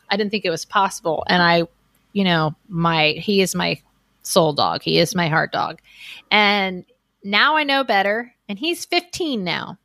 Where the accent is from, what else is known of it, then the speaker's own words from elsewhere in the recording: Miami, Florida, United States; I grew up in Miami, Florida, on about an acre of land on a canal